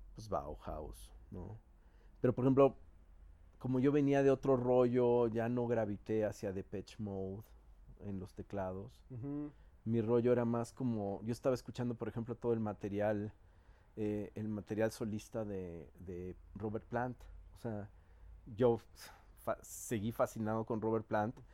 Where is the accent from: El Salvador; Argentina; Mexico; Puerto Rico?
Mexico; Mexico City; siendo los pinches chilangos mamones que somos